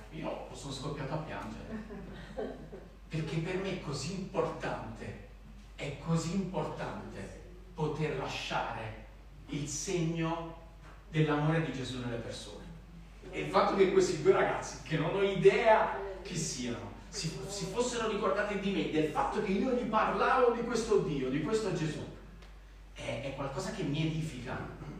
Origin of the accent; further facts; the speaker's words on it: Naples, Campania, Italy; accent: Neapolitan; ho l'accento napoletano